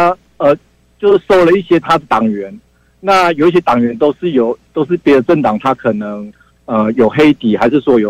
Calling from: Taichung, Taiwan; 呃，辉文哥你好，我是台中的

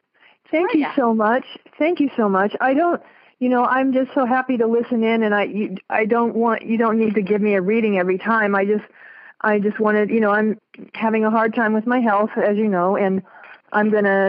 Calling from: Las Vegas, Nevada, United States; I'm from Las Vegas.

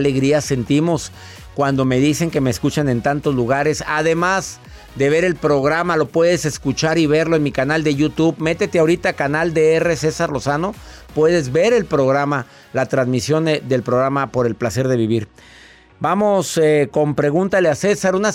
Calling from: California, United States

